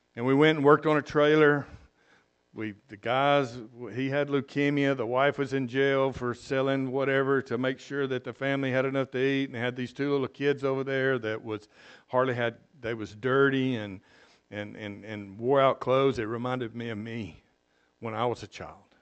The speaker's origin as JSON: {"language": "English", "region": "South Mississippi", "country": "United States", "moved": "as an adult", "lives_now": "Costa Rica", "said": "I'm from South Mississippi"}